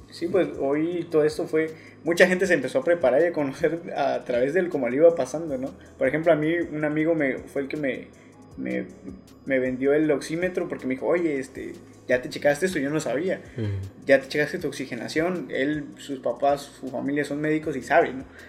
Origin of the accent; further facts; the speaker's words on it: Mexico; como mexicanos más que nada sabemos salir adelante